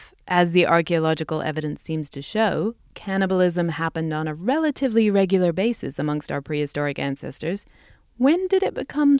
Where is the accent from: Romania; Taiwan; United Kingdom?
United Kingdom; England; although growing up in England, we didn't go trick-or-treating or dress up or anything.